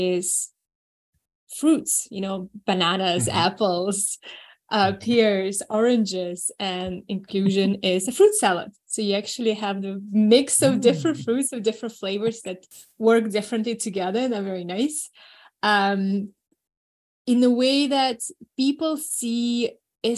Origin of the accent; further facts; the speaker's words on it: New Zealand; also born or lived in Moscow, Russia; I was born in Moscow, I grew up in New Zealand